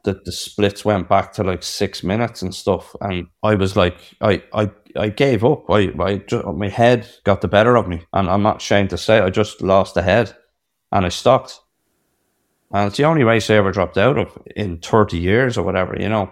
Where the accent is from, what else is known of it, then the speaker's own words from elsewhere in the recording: Ireland; I'm in New York, I'm an Irish man